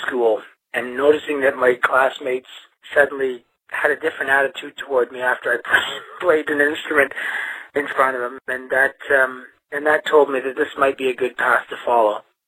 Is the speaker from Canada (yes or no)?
yes; Toronto, Ontario, Canada; also born or lived in Glasgow, Scotland; I'm from Canada. I'm from Toronto.